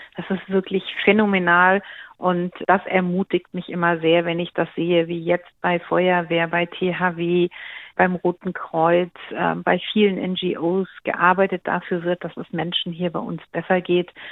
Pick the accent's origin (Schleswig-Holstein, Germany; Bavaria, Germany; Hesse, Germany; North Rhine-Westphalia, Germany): Hesse, Germany; Schwalbach am Taunus; in Schwalbach in meiner Heimatstadt